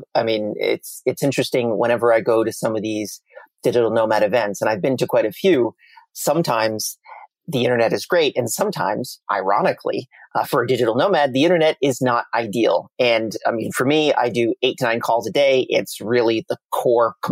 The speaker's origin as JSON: {"language": "English", "country": "Canada", "said": "I'm Canadian"}